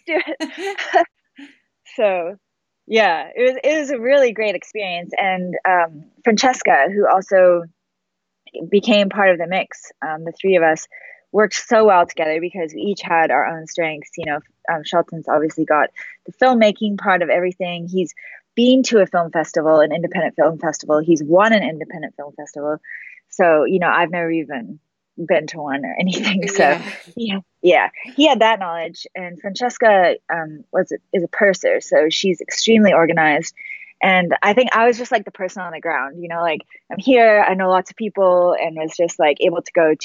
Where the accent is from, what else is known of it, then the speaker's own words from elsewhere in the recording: Comox Valley, Vancouver Island, British Columbia, Canada; moved away; growing up in the Comox Valley is where I grew up.